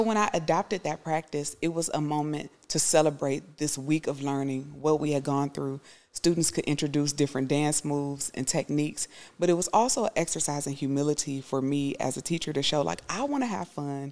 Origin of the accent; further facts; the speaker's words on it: United States; I would be sometimes the only person from America